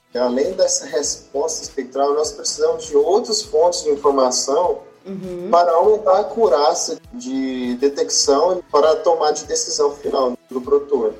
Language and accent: Portuguese; Pompéu, Minas Gerais, Brazil; moved away as an adult; also born or lived in Viçosa, Minas Gerais / Jaboticabal, São Paulo; eu sou natural de Pompeu, Minas Gerais